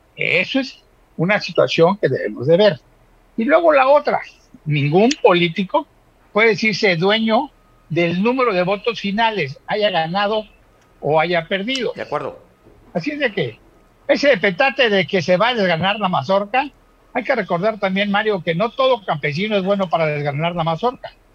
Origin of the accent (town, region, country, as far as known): Mexico